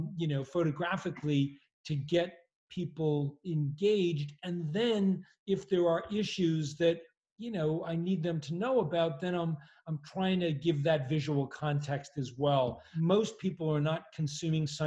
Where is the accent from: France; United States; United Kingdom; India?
United States; Massachusetts; I grew up in a little town in Massachusetts